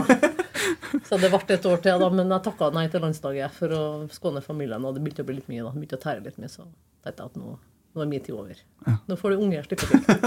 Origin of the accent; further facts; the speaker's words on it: Trondheim, Trøndelag, Norway; født og oppvokst på Byåsen